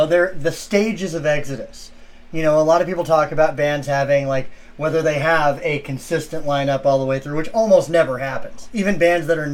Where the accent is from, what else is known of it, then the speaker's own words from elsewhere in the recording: Texas, United States; moved away; I'm originally from Texas